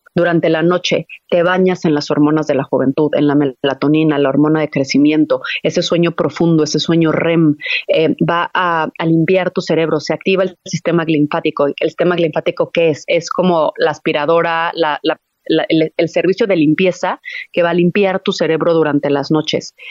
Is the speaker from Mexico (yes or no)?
yes; Mexico; la comida que yo estoy acostumbrada como mexicana